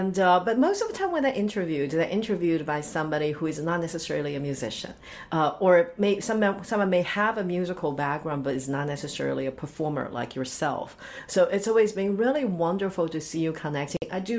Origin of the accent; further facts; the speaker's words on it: California, United States; I'm from California